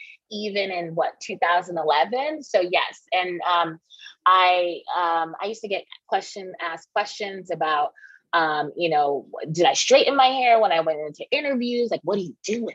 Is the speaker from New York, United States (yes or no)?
yes; New York City, New York, United States; I'm native New Yorker